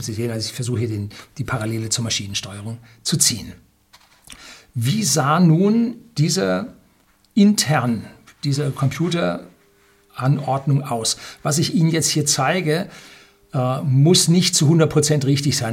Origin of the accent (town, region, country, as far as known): Germany